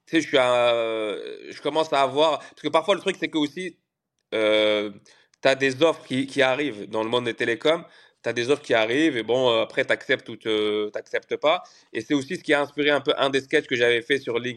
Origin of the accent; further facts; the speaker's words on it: Canada; moved away as an adult; now in Paris, France; En plus, moi, je suis arrivé du Canada, donc il y avait d'autres d'autres codes euh, à Paris.